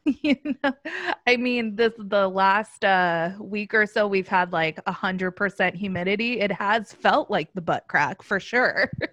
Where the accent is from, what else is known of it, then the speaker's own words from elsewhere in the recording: Los Angeles, California, United States; also born or lived in New York; now in Orlando, United States; I'm from Los Angeles. Now I live in Orlando.